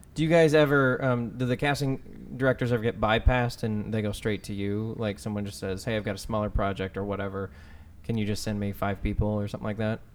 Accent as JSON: {"language": "English", "region": "Texas", "country": "United States", "moved": "yes", "said": "I'm from Texas"}